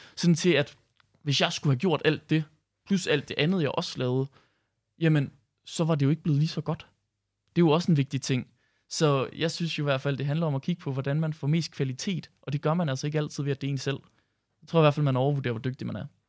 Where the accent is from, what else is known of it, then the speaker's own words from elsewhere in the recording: Herning, Central Denmark Region, Denmark; nu kommer jeg selv fra Herning